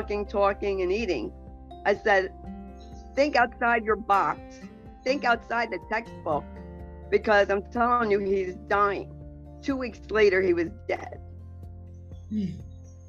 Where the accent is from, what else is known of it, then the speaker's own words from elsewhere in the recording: New Jersey, United States; I'm from New Jersey, so I'm a little rough around the edges